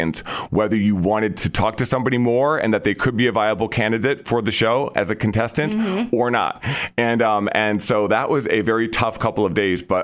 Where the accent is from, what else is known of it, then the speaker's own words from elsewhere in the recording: Vermillion, South Dakota, United States; moved away as an adult; also born or lived in New York City; I grew up in Vermilion, South Dakota